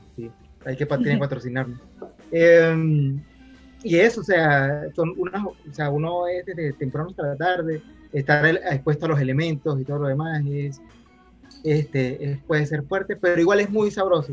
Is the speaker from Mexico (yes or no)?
no; Mérida, Venezuela; nosotros somos de Mérida